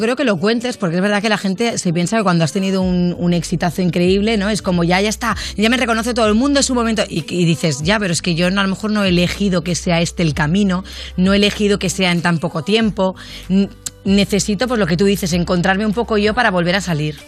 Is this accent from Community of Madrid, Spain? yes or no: no; Catalonia, Spain; yo siendo catalana